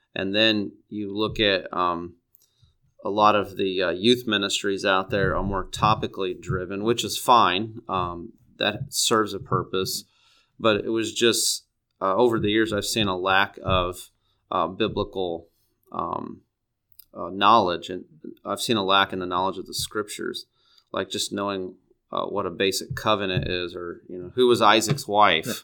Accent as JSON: {"language": "English", "town": "Neoga", "region": "Illinois", "country": "United States", "tie": "born or raised there", "lives_now": "Peoria, United States", "said": "I grew up in Neoga, Illinois. It's down by East Central, or it's in East Central Illinois."}